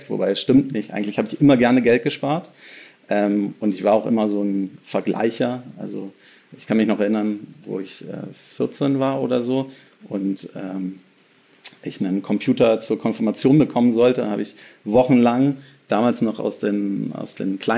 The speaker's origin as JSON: {"language": "German", "region": "Berlin", "country": "Germany", "said": "Ähm, also ich bin tatsächlich einer der wenigen äh, Berliner"}